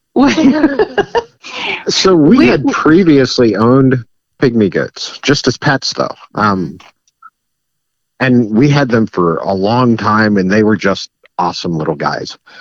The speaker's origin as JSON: {"language": "English", "area": "Wyandotte County", "region": "Kansas", "country": "United States", "tie": "born or raised there", "moved": "as an adult", "lives_now": "Miami County, United States", "said": "I grew up in Wyandotte County"}